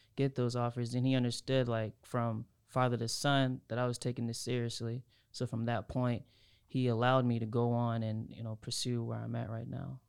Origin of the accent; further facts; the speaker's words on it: Havelock, North Carolina, United States; I'm from Havelock